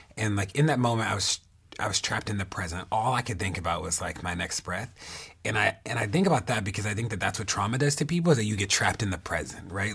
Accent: Baltimore, Maryland, United States; Baltimore, my hometown and the place that I live in.

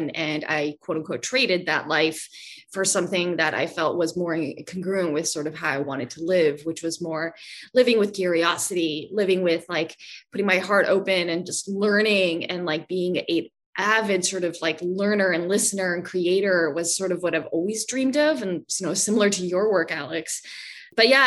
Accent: Vancouver, British Columbia, Canada; also born or lived in Virginia area; now in Virginia, United States; I am originally from Vancouver, Canada.

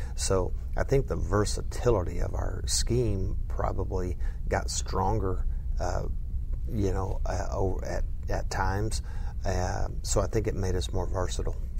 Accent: southwest Oklahoma, United States; now in Lubbock, United States; grew up in southwest Oklahoma

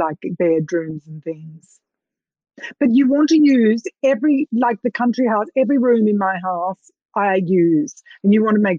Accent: Australia; being Australian

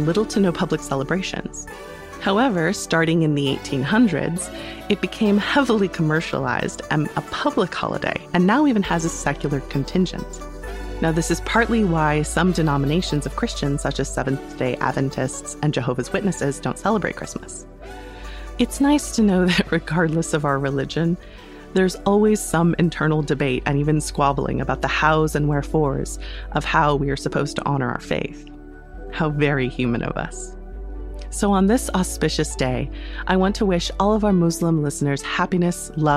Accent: United States; As an American who attended school in the 90s and aughts

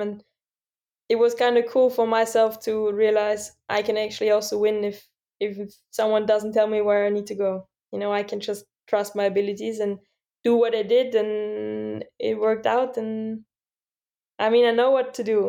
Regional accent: Austria; my hometown, Svalbard

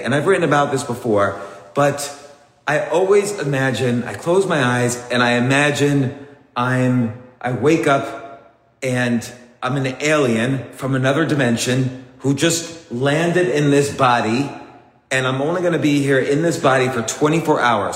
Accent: United States; also born or lived in New York City, New York; I grew up 30 minutes away from New York City in a suburb

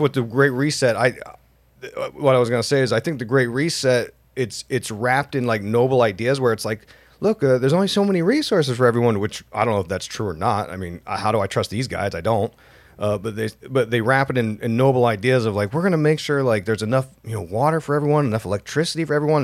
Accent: Utah, United States; we're from Utah, so it's like, you know, hundred degrees every day, drought, dry as hell

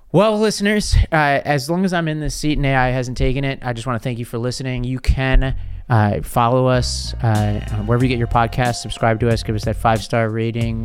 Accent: New York City, New York, United States; from Staten Island

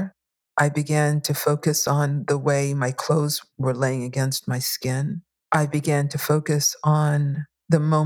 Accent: New York City, New York, United States; Not only did I grow up in New York, but I grew up in Bushwick, Brooklyn

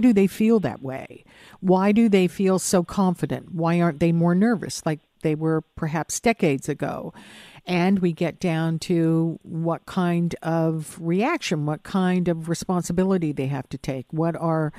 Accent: Hamilton, Ontario, Canada; now in Toronto, Canada; I grew up in Hamilton

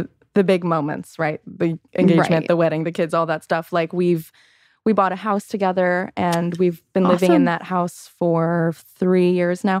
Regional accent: Chicago, Illinois, United States; moved away as an adult; now in Los Angeles, United States; I was born in Chicago

